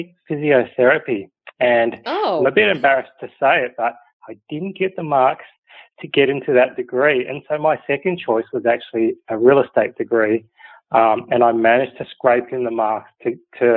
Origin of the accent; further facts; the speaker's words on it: Sydney, New South Wales, Australia; I grew up in the North Shore in East Kalara, and that's still where most of my family live